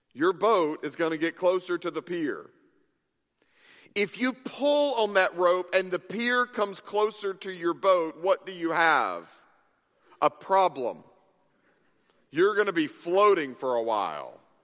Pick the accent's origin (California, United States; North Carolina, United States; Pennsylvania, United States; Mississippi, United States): Mississippi, United States; moved away; I grew up in Mississippi